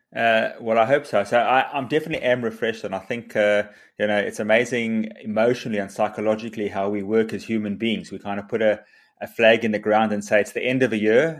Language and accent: English; South Africa